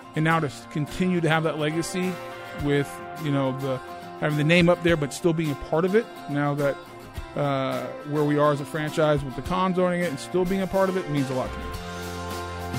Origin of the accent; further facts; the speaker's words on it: Boulder, Colorado, United States; moved away as an adult; also born or lived in California; now in Jacksonville, United States; longer than I've lived where I grew up in Boulder, Colorado